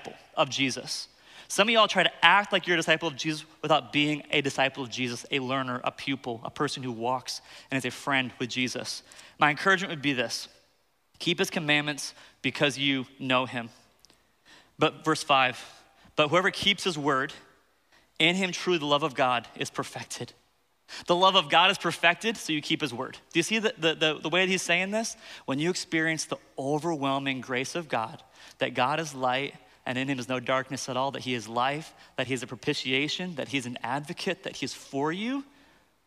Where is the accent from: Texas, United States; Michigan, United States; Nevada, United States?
Michigan, United States; I grew up in Michigan, and so I was raised by rednecks